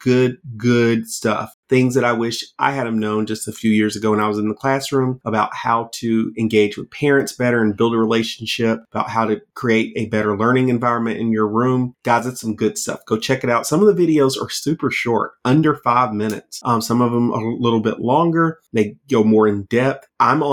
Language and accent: English; Georgia, United States; my home state of Georgia